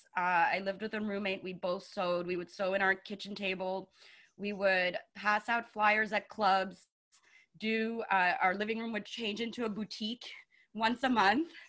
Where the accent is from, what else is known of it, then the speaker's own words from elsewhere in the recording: Montreal, Quebec, Canada; I'm from Montreal. I grew up here.